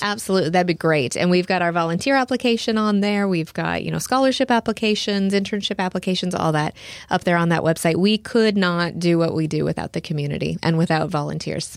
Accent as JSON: {"language": "English", "region": "Nebraska", "country": "United States", "tie": "born or raised there", "also_born_or_lived": "Houston, Texas", "moved": "as an adult", "lives_now": "Lake Jackson, United States", "said": "I, I grew up in Nebraska, so I am a small town girl."}